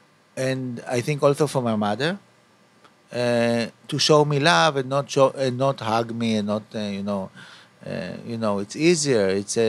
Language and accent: English; Tel Aviv, Tel Aviv District, Israel; English is a second language; also born or lived in San Francisco; I was born in Tel Aviv, in the center of Tel Aviv.